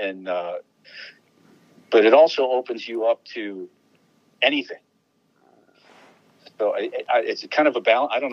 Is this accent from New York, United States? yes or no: yes; Rochester, New York, United States; moved away as an adult; I grew up in Rochester, New York